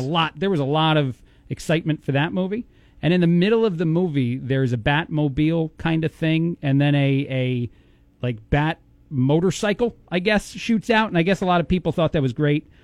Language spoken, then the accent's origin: English; East Coast, United States; now in Bloomington, United States; I'm from the East Coast